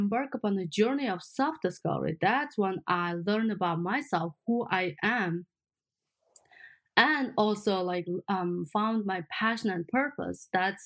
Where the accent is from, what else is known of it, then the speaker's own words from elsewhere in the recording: Mongolia; English is a second language; moved away as an adult; now in California, United States; I'm based in California, in America, but I'm from Mongolia. So I grew up in Mongolia. I moved to America almost around 7 years ago